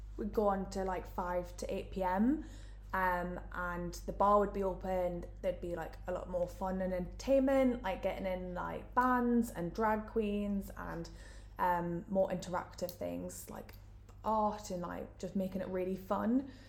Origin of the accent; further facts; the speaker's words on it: Newcastle upon Tyne, North East England, United Kingdom; moved away; as you can tell from my accent, I'm from Newcastle